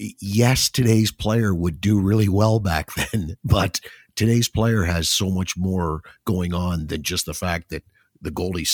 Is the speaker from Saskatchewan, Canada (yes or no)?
no; Toronto, Ontario, Canada; now in Ottawa, Canada; I came from Toronto, where I was a Leaf fan, came to Ottawa, and suddenly I couldn't watch the Leafs anymore.